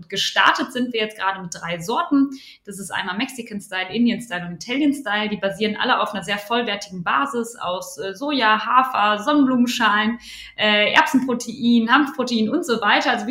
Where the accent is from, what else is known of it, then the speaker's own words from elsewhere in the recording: North Rhine-Westphalia, Germany; moved away as an adult; now in Cologne, Germany; ursprünglich komme ich aus dem Ruhrpott äh, und bin dann fürs Studium, fürs BWL-Studium an die Universität zu Köln.